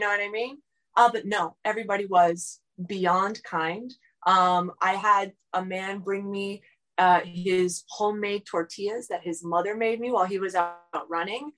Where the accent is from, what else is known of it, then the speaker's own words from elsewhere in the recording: South Florida, United States; I grew up in, you know, the United States, like I grew up in South Florida